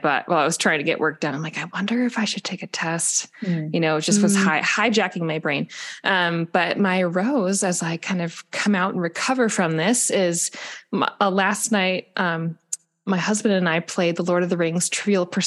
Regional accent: Midwest, United States; In the Midwest. I'm from the Midwest

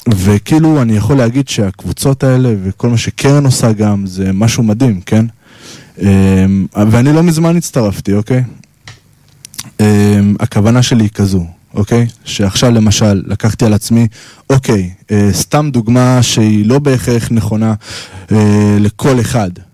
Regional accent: Holon, Tel Aviv District, Israel; ואני מחולון

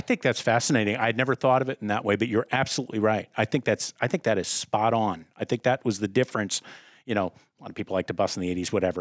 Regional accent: outside of Philadelphia, Pennsylvania, United States; I grew up outside of Philadelphia

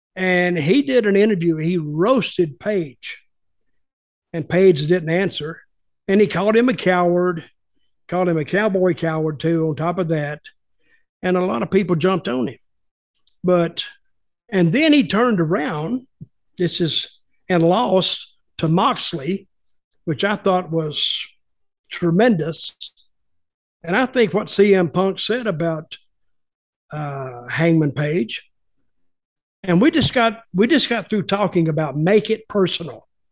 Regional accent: the Carolinas, United States; I grew up in the Carolinas

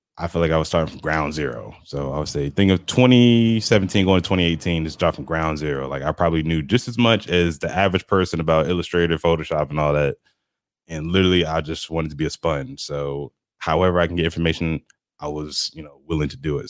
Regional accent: New Jersey, United States; moved away as an adult; also born or lived in Rome, Georgia; now in Atlanta, United States; I'm originally from the city. I'm from New Jersey, so I'm used to the hustle and bustle of everything

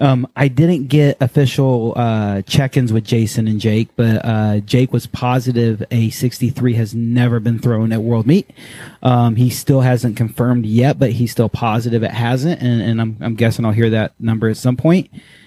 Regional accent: Tennessee and Alabama, United States; accent: southern; moved away; also born or lived in Virginia / Japan / Texas; I grew up in Tennessee and Alabama, and I tried not to talk like this, because when I moved to Japan, I was made fun of, because I was a stupid southern hick.

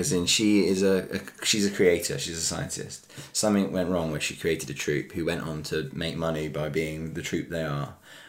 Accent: Surrey, South East England, United Kingdom; I grew up in Surrey

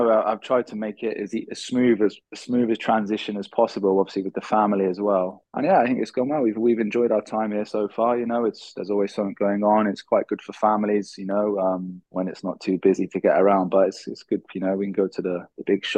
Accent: England, United Kingdom; moved away as an adult; now in Thailand; being English

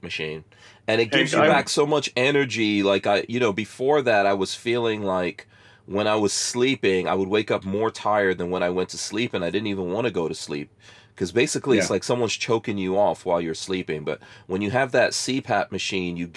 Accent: New York City, New York, United States; I grew up, the part of New York I grew up in is called Far Rockaway, New York

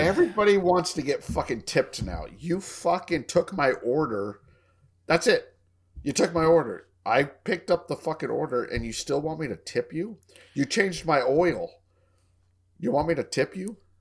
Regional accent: Colorado, United States; now in Texas, United States; It's my home state. I'm thinking about moving back up there when I retire

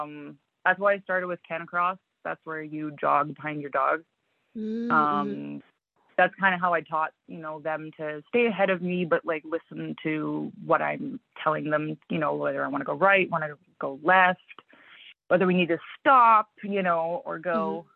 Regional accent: Manitoba, Canada; also born or lived in The Pas; I was born in the Paw. {S0} Okay. {S1} My mom moved south when I was young. So we lived in, you know, in around Winnipeg, and we lived in LaSalle, we lived in Stonewall.

